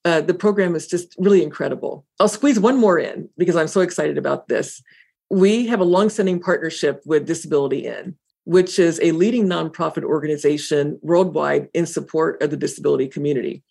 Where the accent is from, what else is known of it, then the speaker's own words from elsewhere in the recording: Indiana, United States; moved away; my hometown in Indiana